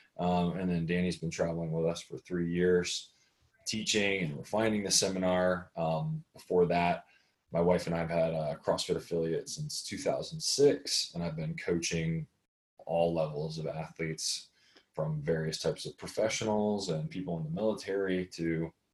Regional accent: Buffalo, New York, United States; I was born in Buffalo, New York

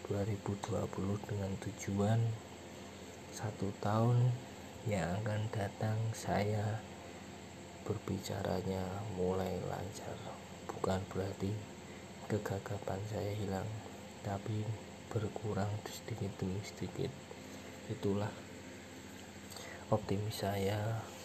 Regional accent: Semarang, Central Java, Indonesia; also born or lived in Kudus; dulu saya asli sini sih asli Semarang tetapi saya pindah-pindah kota semenjak saya lahir di Semarang sampai 12 tahun lebih tepatnya saya lulus SD itu masih di Semarang

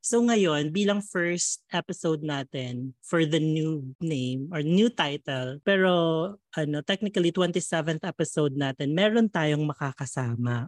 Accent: Quezon City, Metro Manila, Philippines; taga Fairview ako

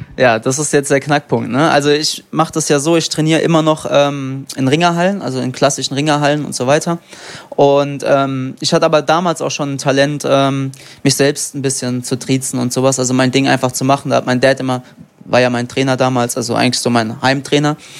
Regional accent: Frankfurt, Hesse, Germany; ich bin in Frankfurt geboren

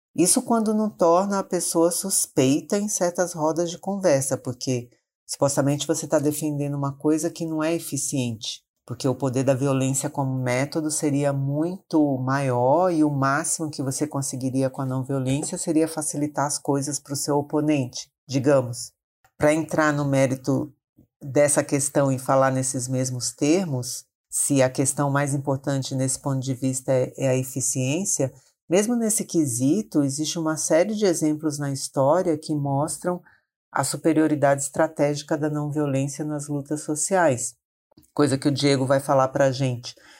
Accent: Maranhão, Brazil; now in São Paulo, Brazil; sou do Maranhão, mas moro em São Paulo há muitos anos

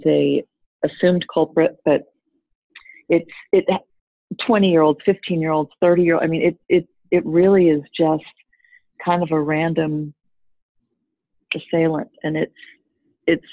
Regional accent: Texas, United States; accent: southern; moved away; also born or lived in Singapore / Dubai; a Texas girl

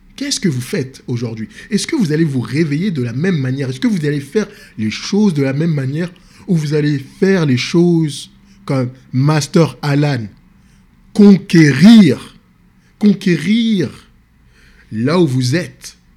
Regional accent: France; Je suis d'origine sénégalaise. Je suis né en France, grandi en France. Dans les banlieue

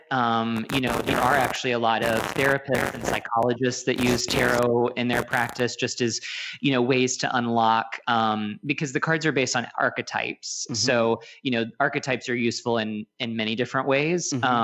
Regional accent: Asheville, North Carolina, United States; I used to tell people I was from Charlotte because no one knew Asheville

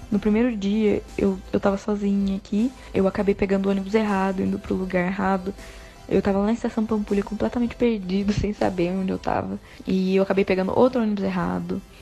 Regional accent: interior of São Paulo, Brazil; moved away as an adult; now in Belo Horizonte, Brazil; é, eu sou de uma cidade do interior de São Paulo, mudei para BH faz mais ou menos um ano e meio.

